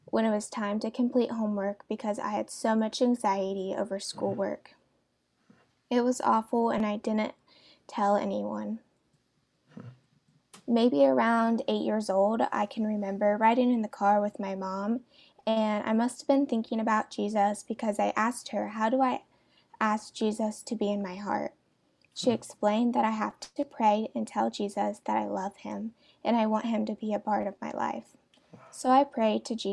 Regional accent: Ashville, Ohio, United States; I grew up in a small town called Asheville in Ohio

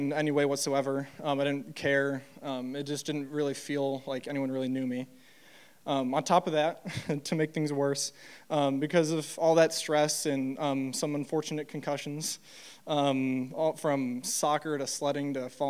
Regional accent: Troy, Michigan, United States; I grew up in Troy, Michigan

